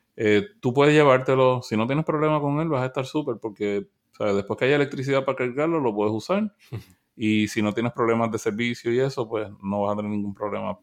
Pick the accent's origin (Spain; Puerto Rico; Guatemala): Puerto Rico; first language Spanish; yo soy de Puerto Rico, pero yo me considero latinoamericano